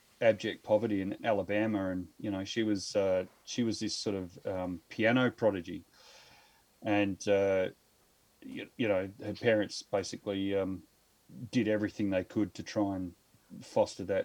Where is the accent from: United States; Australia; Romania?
Australia; Victoria; now in Adelaide, Australia; I grew up in Victoria, which is in the eastern seaboard. So I grew up in a little country town over there of about 500 people and mostly dairy farms